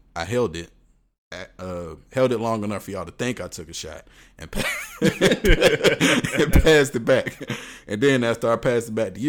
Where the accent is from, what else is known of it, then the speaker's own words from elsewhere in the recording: Texas, United States; moved away; also born or lived in Washington, D.C.; I am from Texas, and I used to live in D.C. though.